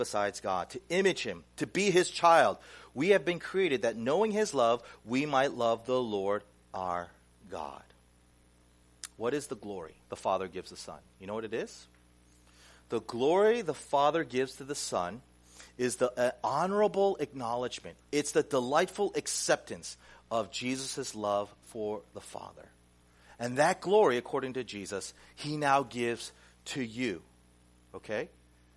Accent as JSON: {"language": "English", "town": "Pineville", "region": "North Carolina", "country": "United States", "tie": "born or raised there", "moved": "yes", "lives_now": "Flushing, New York, United States", "said": "I grew up in Pineville, North Carolina"}